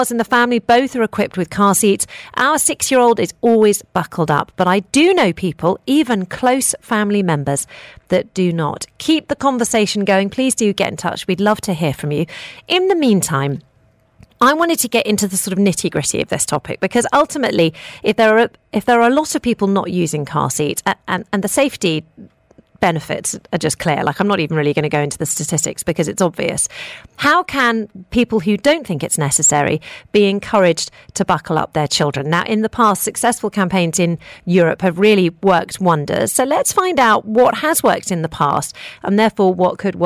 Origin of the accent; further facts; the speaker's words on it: United Kingdom; now in United Arab Emirates; I grew up with them in the United Kingdom.